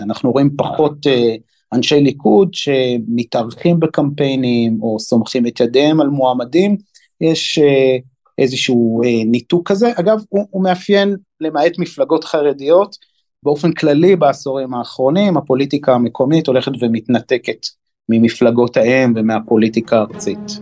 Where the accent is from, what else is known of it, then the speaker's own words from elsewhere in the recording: Haifa, Haifa District, Israel; now in Binyamina, Israel; גדלתי ושותף בהרבה מאוד דברים בחיפה, עיר אה, הולדתי